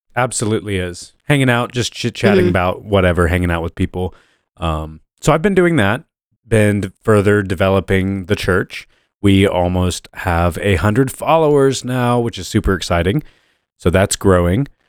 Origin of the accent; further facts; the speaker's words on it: Muncie, Indiana, United States; I was born in Muncie, Indiana.